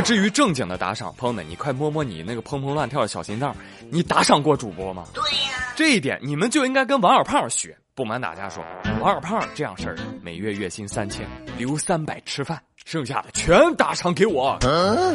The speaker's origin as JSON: {"language": "Chinese", "country": "China", "said": "我们中国人"}